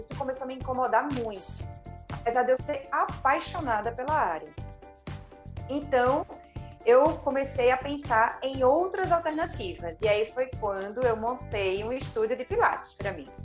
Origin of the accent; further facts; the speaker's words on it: Recife, Pernambuco, Brazil; eu sou de Recife e minha família é toda daqui. Eu, eu tive essa sorte também de poder fazer a minha faculdade na minha, na minha cidade natal.